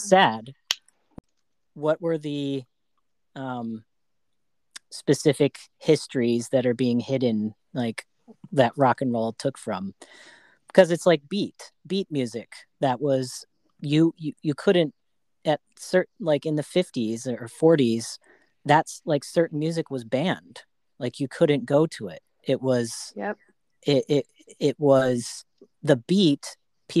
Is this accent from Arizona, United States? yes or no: yes; Arizona, United States; now in Bay Area, United States; I grew up in Arizona